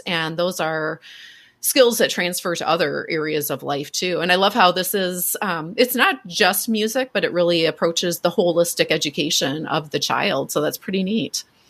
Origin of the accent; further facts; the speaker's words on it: Minneapolis, Minnesota, United States; I'm from Minneapolis.